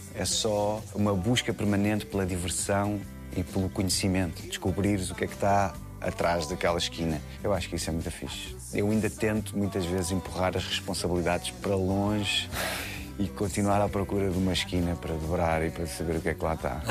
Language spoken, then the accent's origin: Portuguese; Queluz, Lisbon, Portugal; Eu acho que sou resultado de uma infância feliz no subúrbio de Lisboa, cresci em Queluz